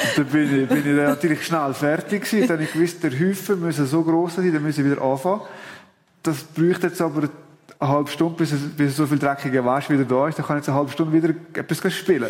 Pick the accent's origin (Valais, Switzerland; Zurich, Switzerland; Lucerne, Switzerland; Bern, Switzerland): Valais, Switzerland; als Walliser